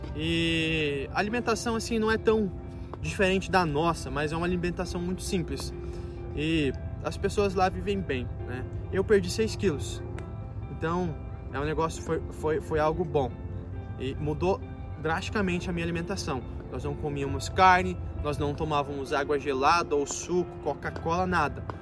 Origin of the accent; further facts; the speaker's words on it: Foz do Iguaçu, Paraná, Brazil; eu sou de Foz do Iguaçu